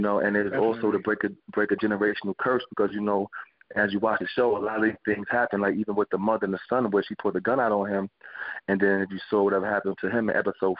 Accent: New York City, New York, United States; growing up in Brownsville, Brooklyn

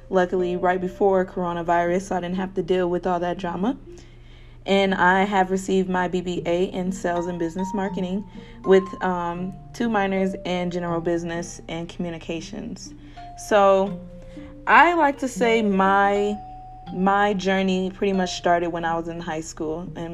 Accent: Kalamazoo, Michigan, United States; I am from Kalamazoo, Michigan, and in my city, we all students that go to KBS, Kalamazoo Public Schools, are granted a scholarship

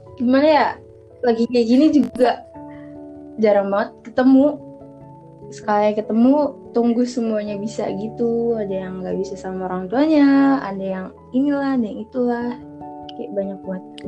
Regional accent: Serang, Banten, Indonesia; Gue dari Serang, satu sekolah sama Sirin juga

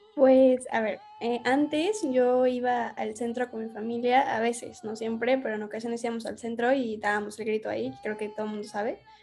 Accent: Mexico City, Mexico; nací en la Ciudad de México

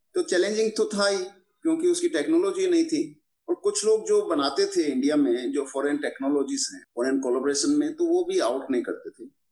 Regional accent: Sardarshahar, Rajasthan, India; मेरी life start होती है मेरे गांव सदार शहर से

